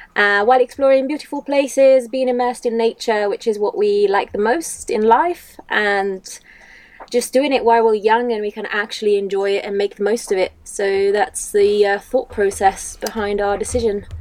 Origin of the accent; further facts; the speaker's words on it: Italy; moved away as an adult; also born or lived in United Kingdom; I'm originally from Italy. I've lived in the UK for seven years